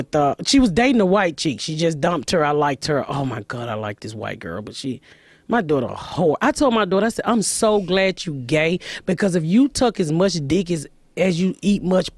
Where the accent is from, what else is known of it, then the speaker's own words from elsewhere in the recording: Atlanta, Georgia, United States; moved away; also born or lived in Indianapolis; No, I'm from Georgia. Atlanta.